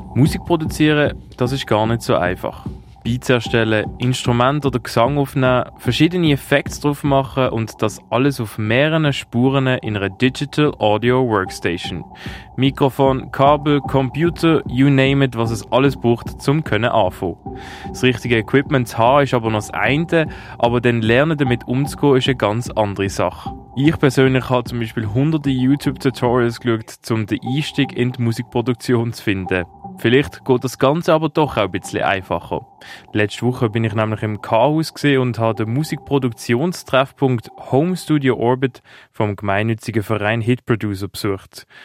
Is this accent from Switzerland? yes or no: yes; Basel, Basel-Stadt, Switzerland; ich komme aus Basel